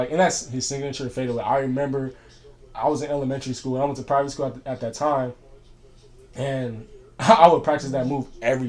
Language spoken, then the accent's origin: English; Rialto, California, United States; Montana. Okay. Rialto.